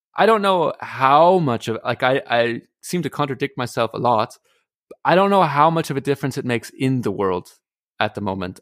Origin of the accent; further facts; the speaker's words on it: United States; moved away; as an American